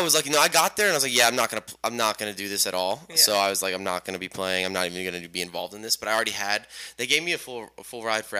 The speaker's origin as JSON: {"language": "English", "town": "Houston", "region": "Texas", "country": "United States", "said": "I'm from Houston."}